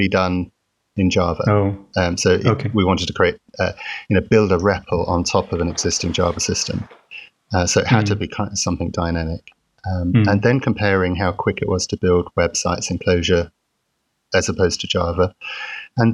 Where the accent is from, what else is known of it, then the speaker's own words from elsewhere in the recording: London, United Kingdom; I'm from London, and I'm currently in Milton Keynes, in the office